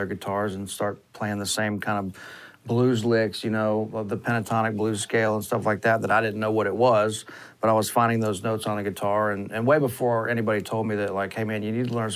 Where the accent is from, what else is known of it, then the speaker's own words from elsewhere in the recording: Gulf Coast, United States; I was very lucky growing up on the Gulf Coast